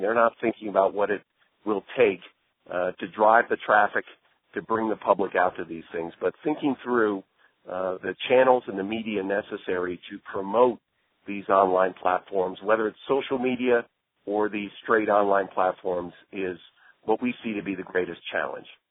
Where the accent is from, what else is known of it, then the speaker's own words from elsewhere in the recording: Santa Monica, California, United States; in my hometown of Santa Monica